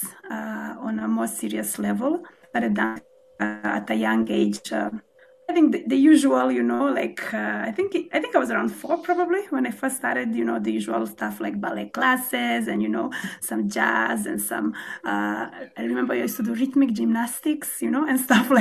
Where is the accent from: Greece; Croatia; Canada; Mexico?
Croatia; I was actually born and raised in Croatia. My father is Kenyan, my mom is Croatian